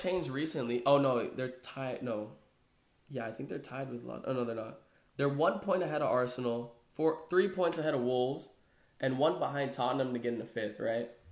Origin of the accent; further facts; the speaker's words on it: Brazil; I am Brazilian, right? I'm from Brazil.